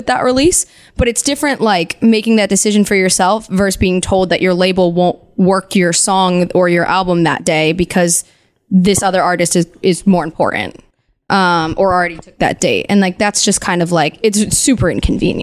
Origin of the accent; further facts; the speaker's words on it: New Jersey, United States; I'm from New Jersey